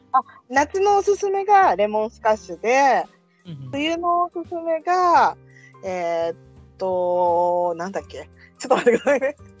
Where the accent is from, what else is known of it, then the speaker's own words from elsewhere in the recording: Tokyo, Japan; 地元は東京です。